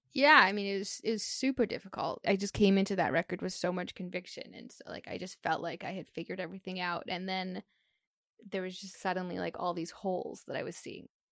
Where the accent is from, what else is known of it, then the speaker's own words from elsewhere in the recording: Canada; being a Canadian artist